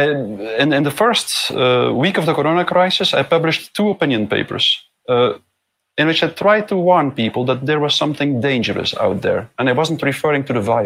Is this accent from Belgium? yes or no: yes; Belgium; I'm from Belgium